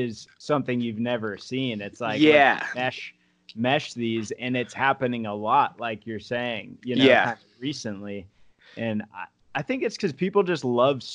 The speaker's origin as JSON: {"language": "English", "region": "Arizona", "country": "United States", "moved": "yes", "said": "I'm from Arizona originally"}